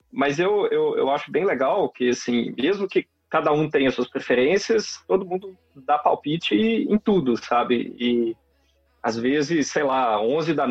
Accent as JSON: {"language": "Portuguese", "town": "Belo Horizonte", "region": "Minas Gerais", "country": "Brazil", "lives_now": "Campinas, Brazil", "said": "sou de Belo Horizonte. e estudei é, sempre, sempre na FMG. Né? Só depois do doutorado que eu fui para a França trabalhar um pouquinho fora. E agora estou aqui na Unicamp."}